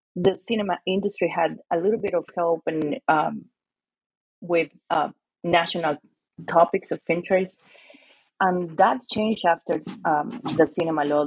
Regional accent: Lima, Peru; moved away; also born or lived in Arizona, United States; I'm Peruvian and I'm from Lima

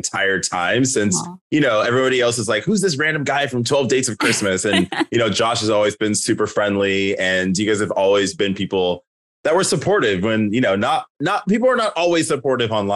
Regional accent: Oceanside, California, United States; moved away as an adult; also born or lived in Carson, Los Angeles / Las Vegas; now in Seattle, United States; I was born in Los Angeles in South LA in Carson. I lived there until I was about 5. My parents relocated us to Oceanside, which is by San Diego.

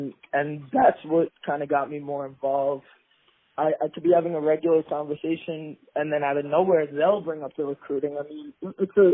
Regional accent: New York City, New York, United States; I'm from Queens, New York

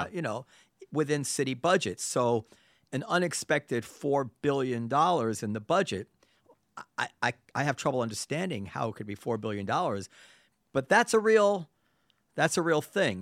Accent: New York City, New York, United States; as a New Yorker

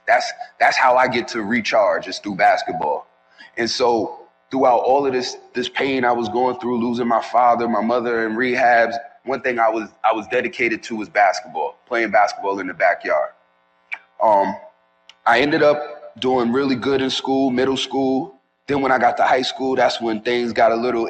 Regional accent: New York City, New York, United States; I'm originally from New York City, from the Bronx

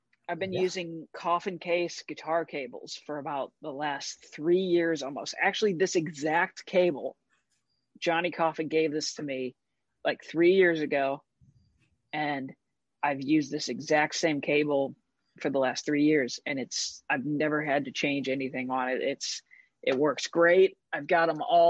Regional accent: St. Louis, Missouri, United States; I was playing in my hometown, which is St. Louis, Missouri.

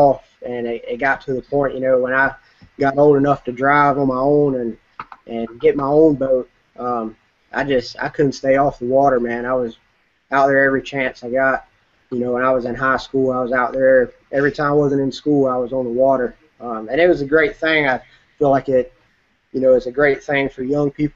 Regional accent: Murfreesboro, North Carolina, United States; I grew up in Murfreesboro, North Carolina

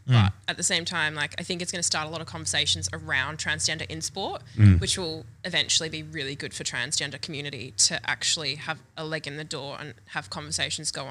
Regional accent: Perth, Western Australia, Australia; Grew up around that area

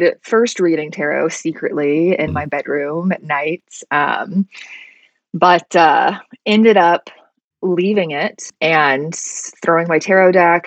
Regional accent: Alabama, United States; I grew up in Alabama

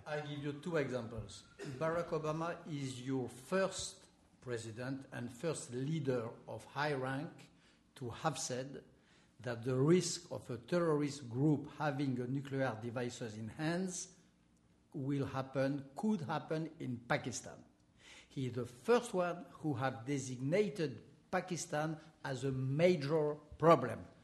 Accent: France; accent: French; English is a second language; my French accent

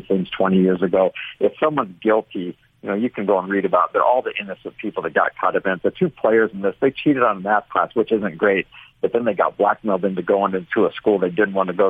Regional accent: Orange County, California, United States; I'm from Orange County, California.

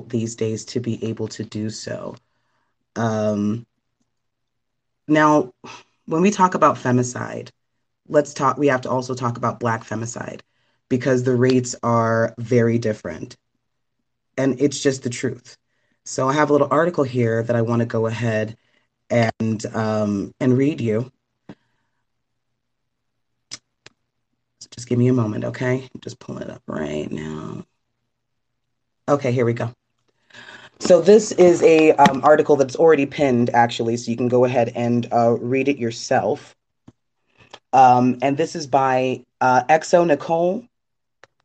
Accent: Trinidad & Tobago; my home country of Trinidad

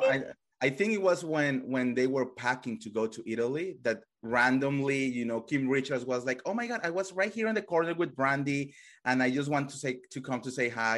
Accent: Colombia; English is a second language; moved away; I come from Colombia

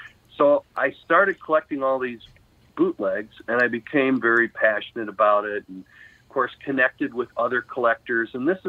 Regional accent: Chicago, Illinois, United States; And then one day, this is growing up in Chicago, I went down to this one area where it was sort of like a Haight-Ashbury of Chicago, if you will.

